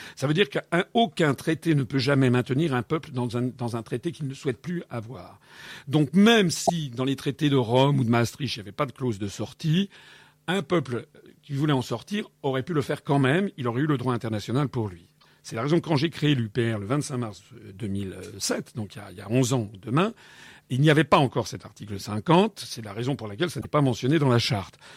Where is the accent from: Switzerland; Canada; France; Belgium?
France; je suis né en France, donc je suis issu du continent européen